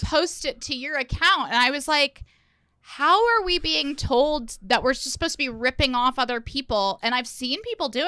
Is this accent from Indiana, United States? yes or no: yes; Indiana, United States; moved away as an adult; also born or lived in New York; I'm from Indiana